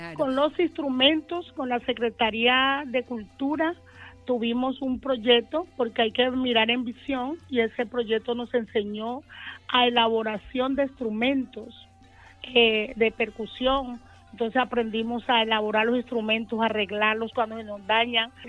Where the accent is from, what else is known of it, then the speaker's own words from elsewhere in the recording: Magüí Payán, Nariño, Colombia; now in Cali, Colombia; Yo llegué de, ajá, de Maguipayán, del municipio, municipio de Nariño, Maguipayán